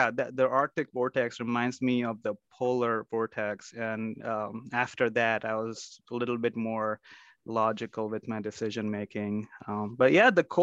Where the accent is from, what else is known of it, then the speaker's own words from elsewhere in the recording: Mumbai, Maharashtra, India; also born or lived in Chicago, United States; now in Minnesota, United States; I grew up in Mumbai, India, where the weather was 90 degrees and humid for most part of the year.